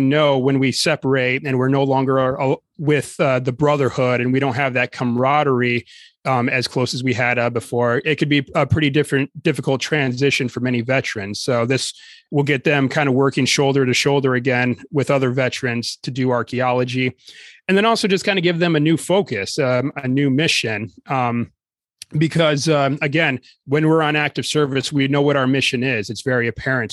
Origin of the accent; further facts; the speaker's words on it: Lower Peninsula, Michigan, United States; growing up in the Lower Peninsula, I was just used to Michigan being flat farmland for the most part.